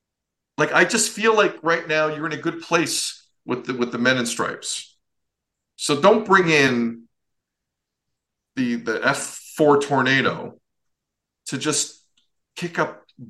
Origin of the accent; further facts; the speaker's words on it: Mississauga, Ontario, Canada; I'm from Mississauga.